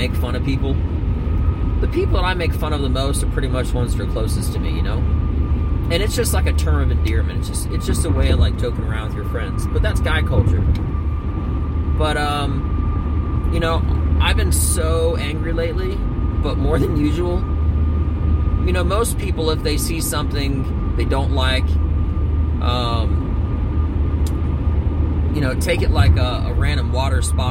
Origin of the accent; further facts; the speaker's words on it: Northeast, United States; I'm from the Northeast